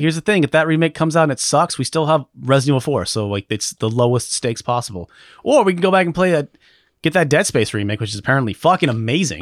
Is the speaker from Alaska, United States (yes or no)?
yes; Alaska, United States; I'm from Alaska